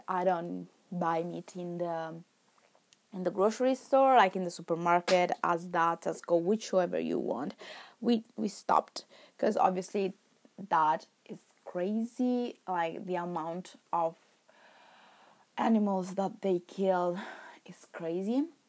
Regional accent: Milan, Lombardy, Italy; first language Italian; English is a second language; moved away as an adult; now in England; I came from Milan

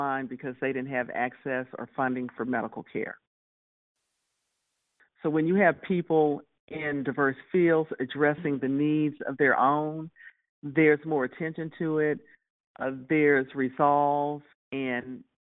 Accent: Texas, United States; growing up in Texas and having a family

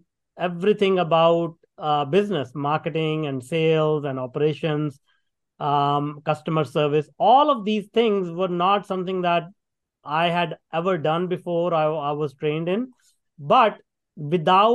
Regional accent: India; moved away as an adult; now in Canada; I grew up in India working in a factory for $2 a day

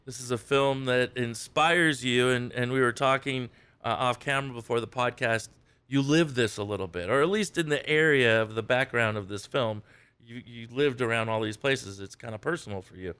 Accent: San Diego, California, United States; growing up in La Jolla

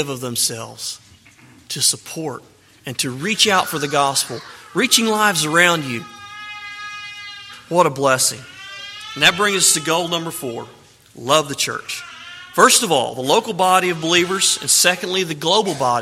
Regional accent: Mississippi, United States; a young man growing up in Mississippi

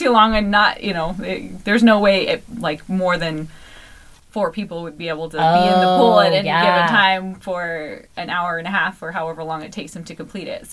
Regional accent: Glenns Ferry, Idaho, United States; also born or lived in Mountain Home, Idaho; now in Mapleton, United States; I'm from Glens Ferry, but that was the closest hospital, so small town stuff.

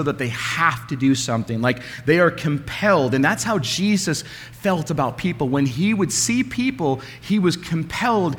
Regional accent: Alaska, United States; when I was a kid growing up in Alaska

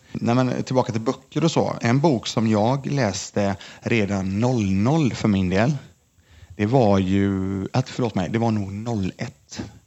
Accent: Lindome, Västra Götaland, Sweden; jag kommer från Lindome i alla fall, ligger utanför Mölndal, utanför Göteborg, två mil mm. ungefär från Göteborg. Det är där jag är uppvuxen

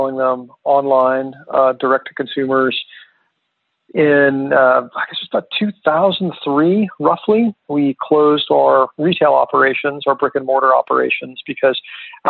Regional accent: Little Rock, Arkansas, United States; moved away as an adult; now in Park City, United States; working in a bike shop in my hometown of Little Rock, Arkansas

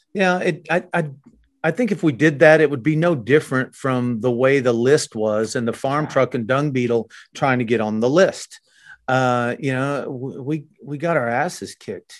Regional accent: Oklahoma, United States; we're from Oklahoma

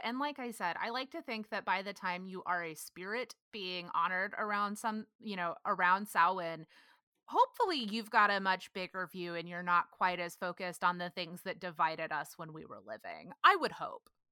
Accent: Granbury, Texas, United States; moved away as an adult; now in Los Angeles, United States; growing up in Granbury, we had, there were people buried in the cemetery out by my house

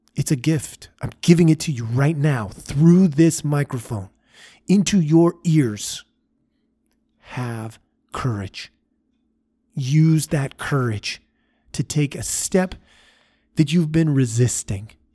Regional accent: Oregon, United States; As a young man growing up, I grew up in Oregon.

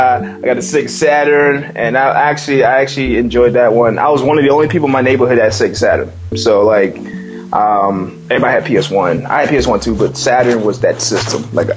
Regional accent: West Coast, United States; I was raised in the West Coast when I was younger, so I was exposed to like a lot of West Coast hip hop back in the day too.

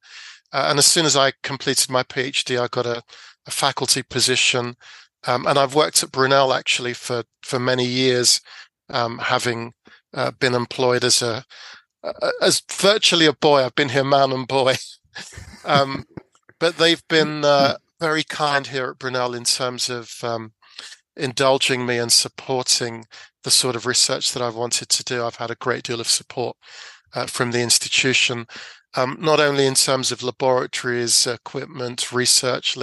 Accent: London, United Kingdom; I grew up in South London

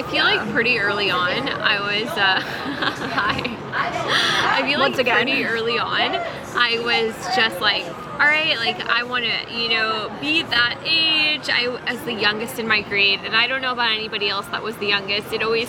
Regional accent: New York, United States; from New York. I am 21 years old.

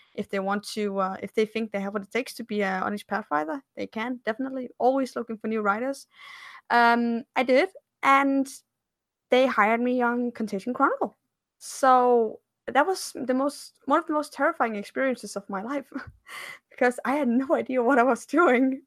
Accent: Denmark; I'm from Scandinavia, I'm from Denmark

